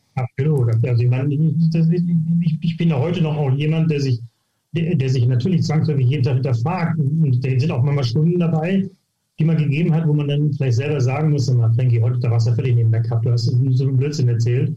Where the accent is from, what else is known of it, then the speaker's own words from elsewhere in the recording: Hittfeld, Lower Saxony, Germany; moved away as an adult; also born or lived in Gütersloh; now in St. Leon-Rot, Germany; ich komme aus, äh, aus Hilfeld, das ist bei Hamburg, also bei Harburg. Das ist, sage ich immer, ich bin Hamburger